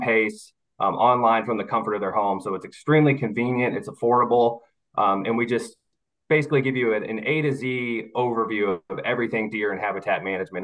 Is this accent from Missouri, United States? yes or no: yes; Missouri, United States; moved away as an adult; now in Mobile, United States; I was born and raised in Missouri, but this job has brought me down to Mobile, Alabama, uh, where I live here with my wife now